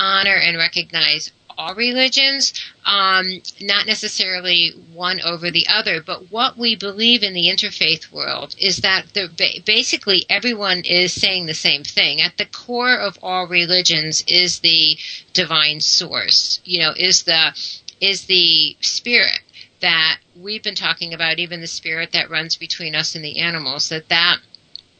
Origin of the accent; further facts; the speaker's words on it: United States; growing up in the United States